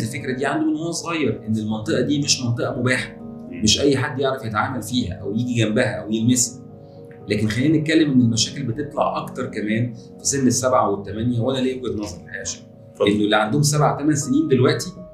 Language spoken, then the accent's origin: Arabic; Egypt; عندنا في مصر